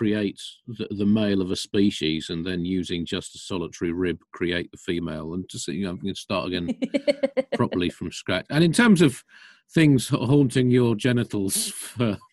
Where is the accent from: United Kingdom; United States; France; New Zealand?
United Kingdom; Kent, South East England; I grew up in Kent